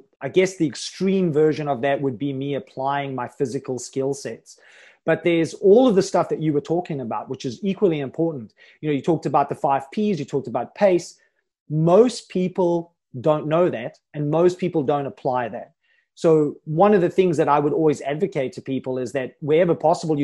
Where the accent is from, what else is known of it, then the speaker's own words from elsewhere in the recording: South Africa; I'm from South Africa